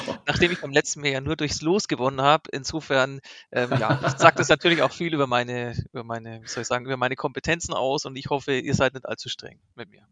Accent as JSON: {"language": "German", "town": "Nuremberg", "region": "Bavaria", "country": "Germany", "said": "ich komme aus Nürnberg"}